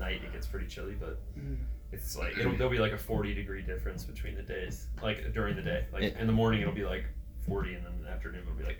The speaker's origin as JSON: {"language": "English", "region": "Illinois", "country": "United States", "moved": "yes", "lives_now": "Los Angeles, United States", "said": "I'm from Illinois originally."}